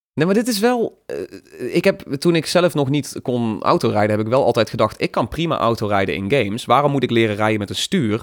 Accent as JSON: {"language": "Dutch", "region": "North Brabant", "country": "Netherlands", "said": "als Brabander"}